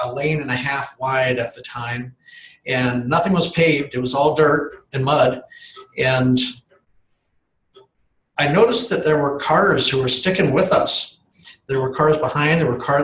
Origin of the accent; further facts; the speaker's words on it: Fairbanks, Alaska, United States; I was born in Fairbanks, Alaska in 1957, about a year before statehood